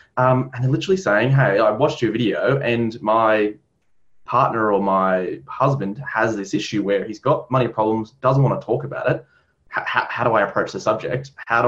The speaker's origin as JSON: {"language": "English", "country": "Ireland", "said": "Well, I'm Irish, so there's always going to be some level of psychological elements there."}